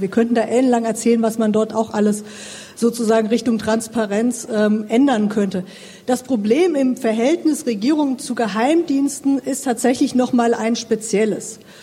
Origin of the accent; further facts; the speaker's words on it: Thuringia, Germany; ich komme aus Thüringen